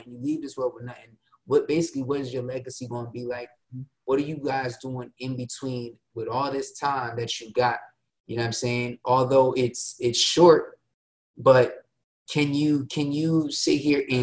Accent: New Jersey, United States; I'm from Jersey.

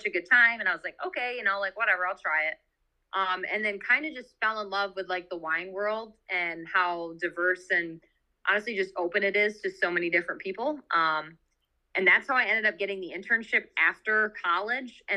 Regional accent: Holland, Michigan, United States; moved away as an adult; now in Traverse City, United States; I'm originally from Holland, but I just moved up there 6 months ago

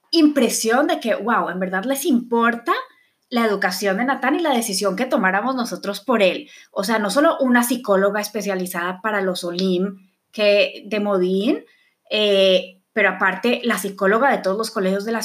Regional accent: Bogotá, Colombia; Por ejemplo, yo creciendo en Colombia fui al colegio hebreo. Es el único colegio judío que hay en Bogotá.

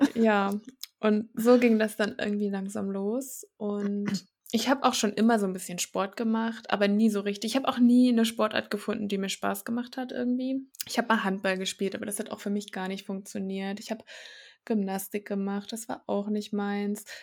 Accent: Thuringia, Germany; also born or lived in Rostock; ich bin gebürtig auch aus Thüringen, habe hier mein Abi gemacht

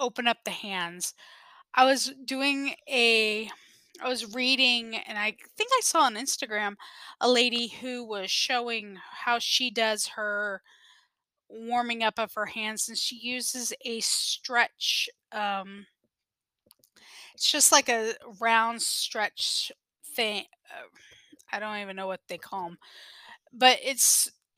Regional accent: South Texas, United States; I am from South Texas

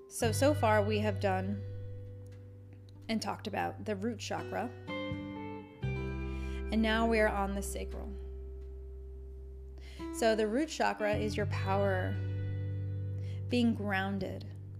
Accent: United States; as an American

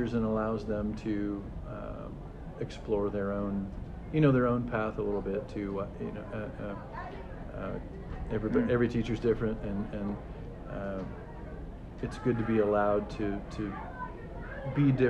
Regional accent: Columbus, Indiana, United States; I grew up in Columbus, Indiana.

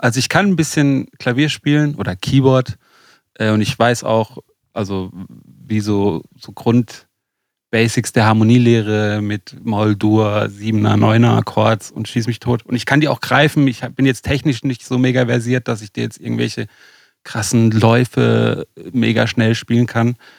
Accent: Lörrach, Baden-Württemberg, Germany; also born or lived in Lake Constance; Ich bin gerade äh, in, in, meiner Heimat in Lörrach.

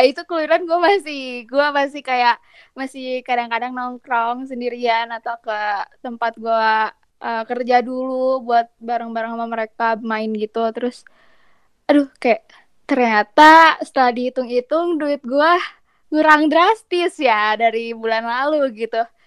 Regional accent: Bandung, West Java, Indonesia; sebagai anak Bandung ya, yang tinggal di mm -hmm. kota gitu

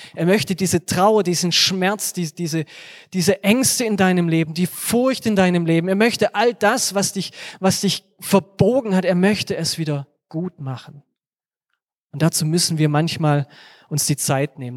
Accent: Germany; wir als Deutsche

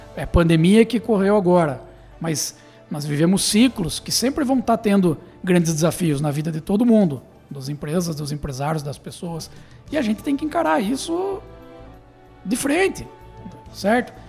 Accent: Tatuí, São Paulo, Brazil; nós somos de Tatuí, né? nossa, nossa, nossa origem é de Tatuí, então Sim. somos nascidos aqui

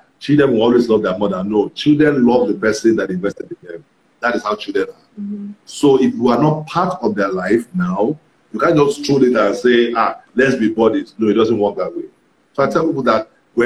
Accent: Ibadan, Oyo, Nigeria; the church I was in when I grew up in Ibadan

